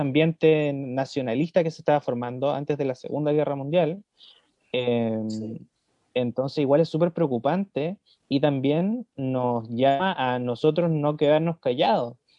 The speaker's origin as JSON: {"language": "Spanish", "country": "Chile", "tie": "born or raised there", "first_language": "Spanish", "said": "hablo español porque nací en Chile."}